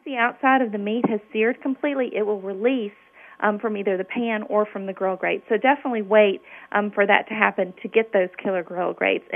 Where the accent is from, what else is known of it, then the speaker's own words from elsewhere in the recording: Memphis, Tennessee, United States; I grew up in Memphis, Tennessee, which is the land of barbecue.